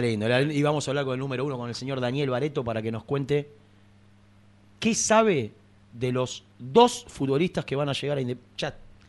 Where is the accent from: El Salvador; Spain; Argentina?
Argentina; Gerli, Buenos Aires Province; yo no soy de aquí, soy del barrio de Herli, soy del porvenir